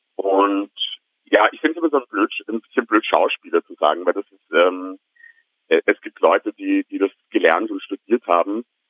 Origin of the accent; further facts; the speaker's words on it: Vienna, Austria; ich bin tatsächlich gebürtiger Wiener